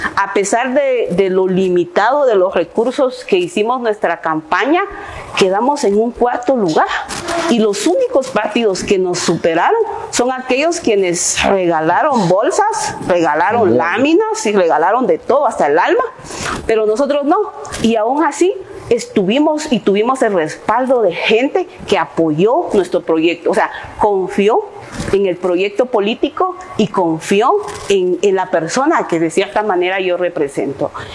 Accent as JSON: {"language": "Spanish", "town": "Palín", "region": "Escuintla", "country": "Guatemala", "tie": "born or raised there", "said": "Soy originaria de Palín Escuintla"}